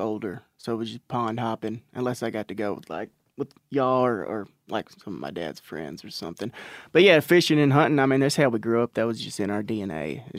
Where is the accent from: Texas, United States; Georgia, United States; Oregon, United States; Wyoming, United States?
Texas, United States; Natchez; So we're from Palestine, Texas, around there. I'm actually from Natchez, which is about 10 miles, 15 miles outside of Palestine, which is just in East Texas.